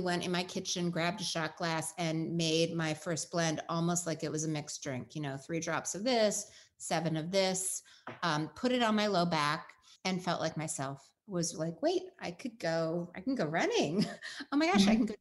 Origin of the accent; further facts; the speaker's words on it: Pacific Northwest, United States; I grew up in the Pacific Northwest with a dad who's an Eagle Scout